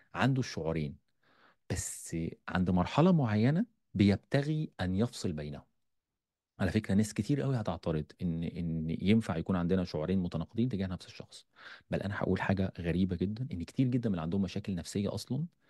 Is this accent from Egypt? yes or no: yes; Egypt; عندنا في مصر